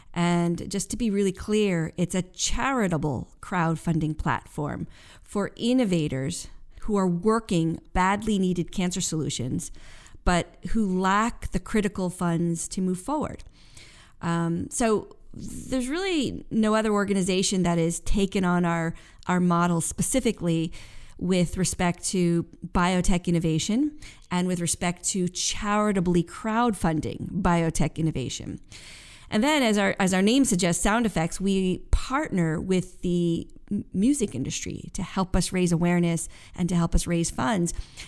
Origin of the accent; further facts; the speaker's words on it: Westport, United States; I grew up in Westport.